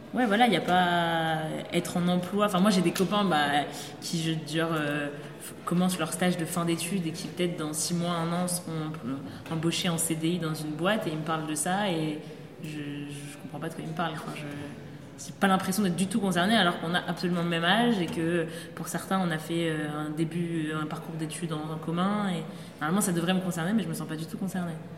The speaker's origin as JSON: {"language": "French", "town": "Paris", "region": "Île-de-France", "country": "France", "tie": "born or raised there", "said": "viens de Paris, j'étais dans un lycée parisien"}